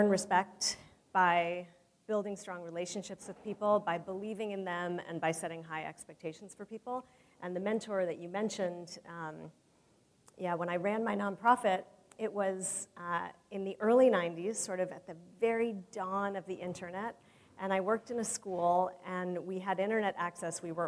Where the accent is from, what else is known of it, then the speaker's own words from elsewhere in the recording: San Francisco, California, United States; growing up in San Francisco